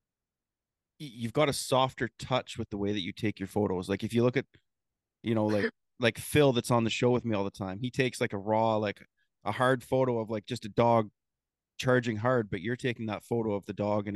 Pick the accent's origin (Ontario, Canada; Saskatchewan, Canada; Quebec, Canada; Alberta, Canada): Ontario, Canada; Ripley; we are both from Ripley, Ontario.